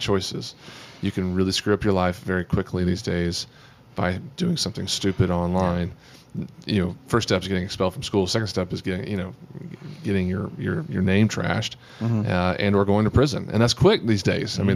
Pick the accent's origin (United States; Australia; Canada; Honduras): United States; Amarillo, Texas; the thing about being from Texas, uh, you know I don't really have a Texas accent. Because I'm, from- I'm from Amarillo